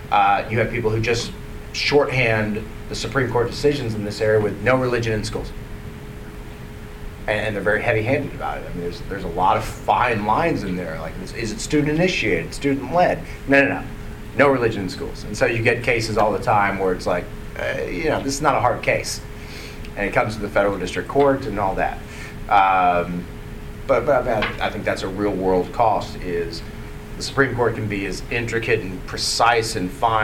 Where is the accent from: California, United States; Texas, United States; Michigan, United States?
Texas, United States; Dallas; I grew up in Dallas